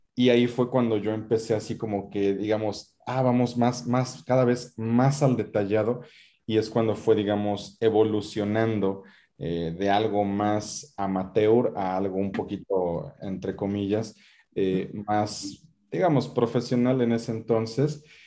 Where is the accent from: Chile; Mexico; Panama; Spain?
Mexico; como decimos en México